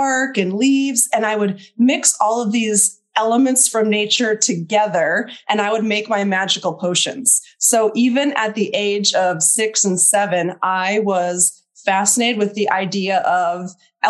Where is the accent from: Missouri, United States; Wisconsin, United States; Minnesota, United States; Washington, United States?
Minnesota, United States; moved away as an adult; also born or lived in Oregon / Texas; I grew up in Minnesota, and I moved out to Oregon right after I graduated from my master's program